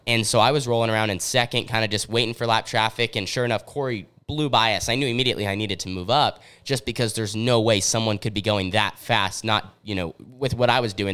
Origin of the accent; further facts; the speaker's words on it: Southern Oregon, United States; we're, we're from Southern Oregon.